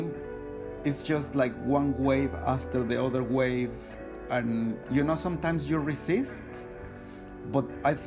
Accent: Mexico City, Mexico; moved away as an adult; now in London, United Kingdom; I was born in Mexico City, one of the biggest, noisiest, polluted cities

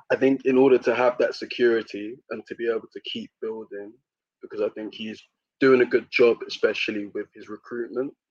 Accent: United Kingdom; I think being British and then seeing a British manager who actually wants to play attractive football

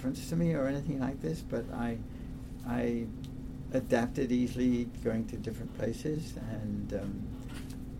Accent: South Wales, United Kingdom; moved away as an adult; also born or lived in Kent / England / Boston / Paris; now in Vancouver, Canada; I'm Welsh. I was born in South Wales

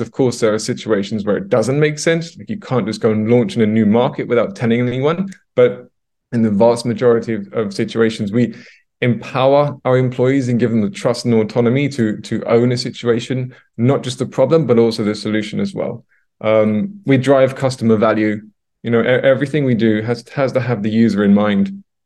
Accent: London, United Kingdom; moved away as an adult; now in Stockholm, Sweden; I'm originally from London, U K, Uh, and I moved over here to Stockholm, Sweden about eight years ago.

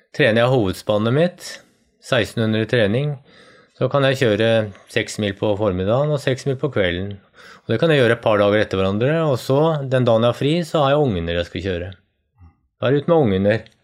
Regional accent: Norway; Jeg vokste opp nede i Østmarka

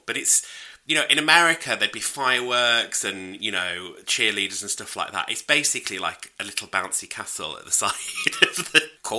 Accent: United Kingdom; I'm British.

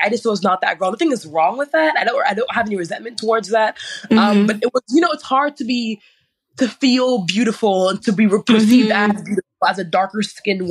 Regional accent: Alexandria, Virginia, United States; moved away as an adult; also born or lived in Upper Marlboro, Maryland; I was raised in Fairfax, moved to Upper Marlboro when I was about 18 years old.

